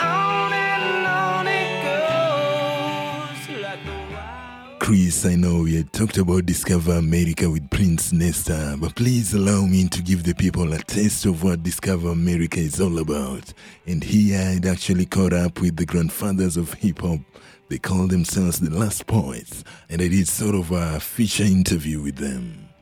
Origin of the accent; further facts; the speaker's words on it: Kenya; now in Reno, United States; Because I came from Kenya, and the first thing that I did here in Reno was homeless reporting.